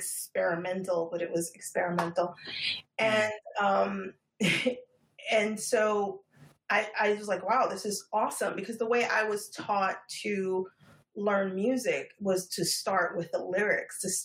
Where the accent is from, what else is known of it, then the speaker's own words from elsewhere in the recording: New York City, New York, United States; Born and bred. I'm a third generation Harlemite